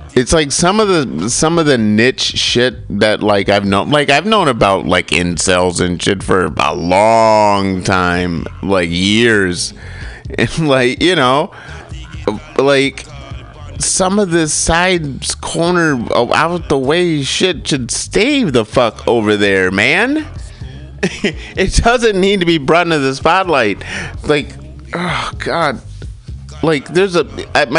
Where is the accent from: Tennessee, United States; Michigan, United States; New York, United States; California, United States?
Michigan, United States; Kalamazoo; part of it is growing up in Michigan. Part of it's growing up in Kalamazoo.